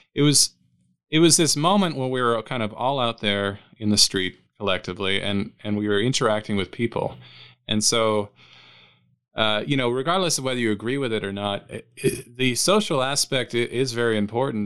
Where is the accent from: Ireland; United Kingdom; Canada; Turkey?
Canada; now in United States; as a Canadian living in the states